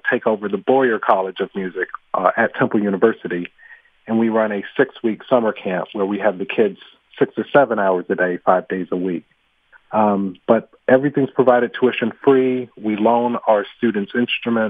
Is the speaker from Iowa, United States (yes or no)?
no; Atlanta, Georgia, United States; moved away as an adult; now in Philadelphia, United States; growing up in Atlanta